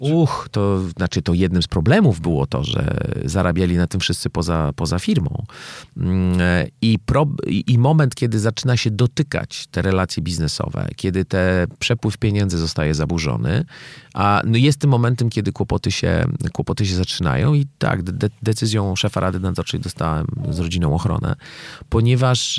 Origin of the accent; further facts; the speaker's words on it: Poland; ja jestem z Polski. Wiecie, to jest ten kraj, który pokolenie temu wymyślił korupcję